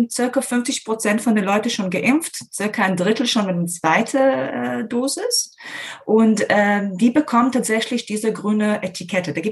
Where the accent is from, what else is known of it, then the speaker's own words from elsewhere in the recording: Herzliya, Tel Aviv District, Israel; now in Germany; Äh, in Herzliya, das ist in der Nähe von Tel Aviv.